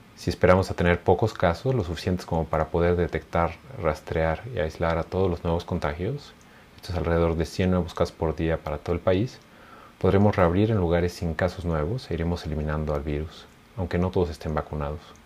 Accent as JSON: {"language": "Spanish", "country": "Mexico", "said": "nuestro país"}